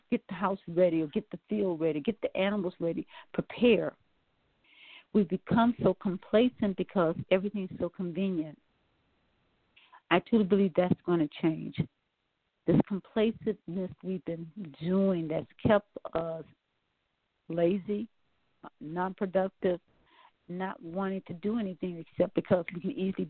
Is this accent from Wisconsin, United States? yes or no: yes; Milwaukee, Wisconsin, United States; also born or lived in New Orleans, Louisiana; now in Atlanta, United States; I was born in New Orleans, but raised in Milwaukee, Wisconsin.